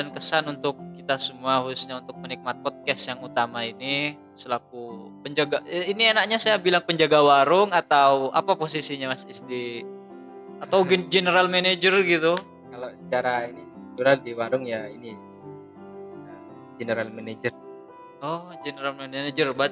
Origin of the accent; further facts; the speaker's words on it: East Java, Indonesia; itu membuktikan kalau kita orang Madura